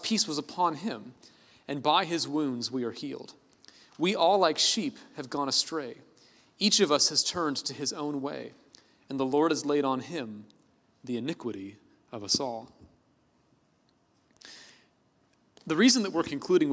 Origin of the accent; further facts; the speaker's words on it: Oakland, California, United States; I was born in Oakland, California